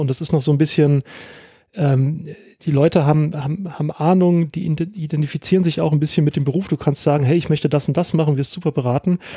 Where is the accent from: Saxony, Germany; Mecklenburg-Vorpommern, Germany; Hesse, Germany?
Hesse, Germany; Rheingau; also born or lived in Winkel; ich, äh, bin groß geworden in Österreich, ähm, dann habe ich auch Eskapaden gehabt, aber auch immer im Rheingau gewesen und wohne jetzt in Winkel.